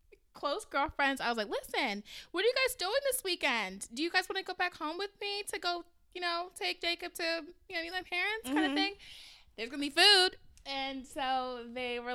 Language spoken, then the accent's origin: English; Nigeria; I'm Nigerian, and so I'm also the first daughter